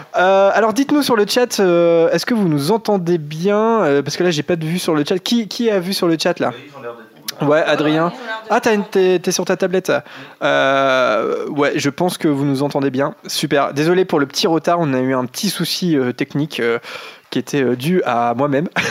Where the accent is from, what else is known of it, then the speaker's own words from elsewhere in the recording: Normandy, France; on n'est pas de Picardie, on vient de Caen, enfin, on enregistre à Caen, on est normand